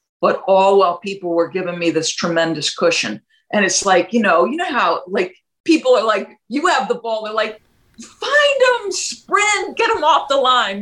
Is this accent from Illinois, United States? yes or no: no; New Jersey, United States; also born or lived in New York; when I was seven, we moved from New York to New Jersey